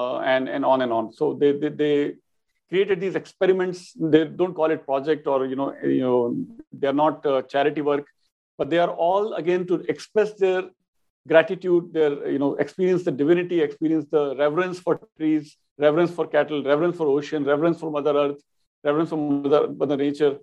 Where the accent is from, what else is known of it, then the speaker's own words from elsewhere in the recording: Rajasthan, India; Rajasthan, my home state, by the way, and not too far from where I was born